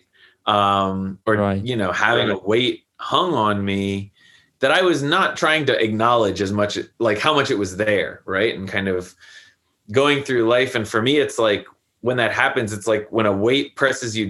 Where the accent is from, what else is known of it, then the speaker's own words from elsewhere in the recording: United States; being an American college student